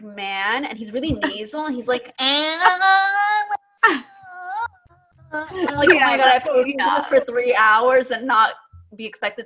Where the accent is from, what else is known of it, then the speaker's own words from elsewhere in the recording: Great Neck, New York, United States; I was born and raised in New York